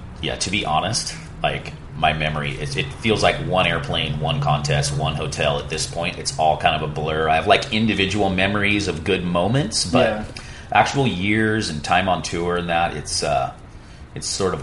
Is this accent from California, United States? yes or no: yes; Santa Cruz, California, United States; I came from Santa Cruz where no one was a pro surfer at the time, or at least a competitive surfer.